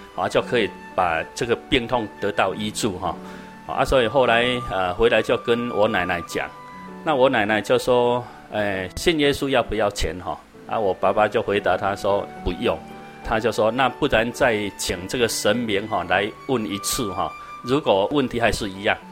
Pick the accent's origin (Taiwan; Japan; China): Taiwan; also born or lived in Taipei; 我们台湾话讲